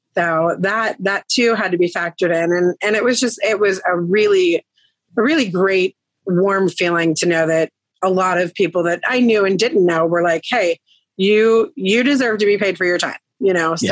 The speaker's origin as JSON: {"language": "English", "town": "Greensburg", "region": "Pennsylvania", "country": "United States", "moved": "as an adult", "lives_now": "Irwin, United States", "said": "I am originally from the Greensburg area. I was there for about, I'd say, 16, 17 years."}